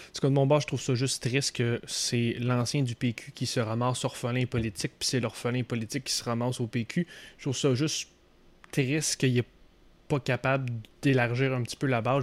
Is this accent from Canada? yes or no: yes; Quebec City, Quebec, Canada; moved away; Ex-gars de Québec, moi je viens de Québec pas mal. même si je suis pas né là, j'ai passé toute mon enfance là, jusqu'à ma scolarité, fin de scolarité là